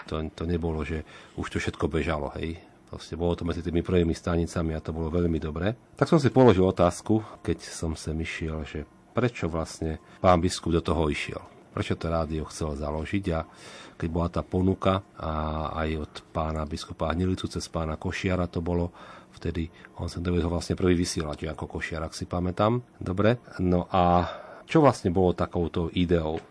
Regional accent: Slovakia; sme Slováci

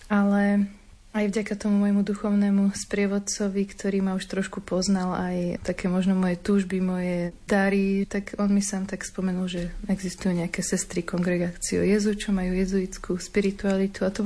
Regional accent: Bánovce nad Bebravou, Trenčín Region, Slovakia; ja pochádzam z Bánovi, z Bebrou

